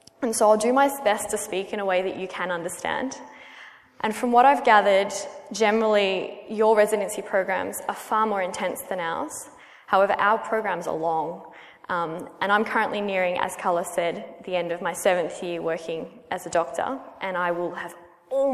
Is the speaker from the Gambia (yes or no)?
no; Melbourne, Victoria, Australia; accent: Australian; I'm Australian, or Aussie, as we call ourselves. And I've spent almost my entire life in Melbourne, Australia